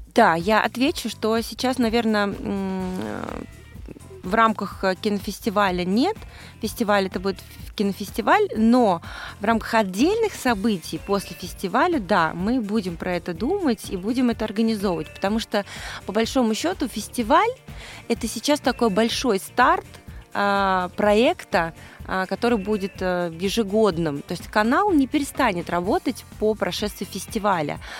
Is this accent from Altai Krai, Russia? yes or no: no; Moscow, Russia; я из Москвы